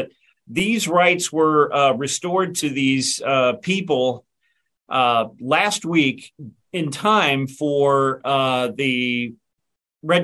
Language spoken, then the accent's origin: English; Illinois, United States; now in Virginia, United States; growing up in Illinois